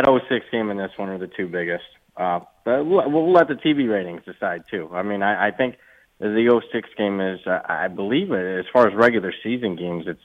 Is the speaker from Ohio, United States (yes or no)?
yes; Toledo, Ohio, United States; moved away; I'm from Toledo, Ohio, and if you know anything about the rivalry, that's basically ground zero for Ohio State, Michigan